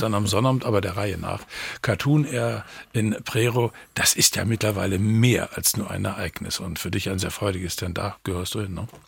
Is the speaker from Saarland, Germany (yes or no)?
no; Western Pomerania, Mecklenburg-Vorpommern, Germany; ich gebürtiger Vorpommer bin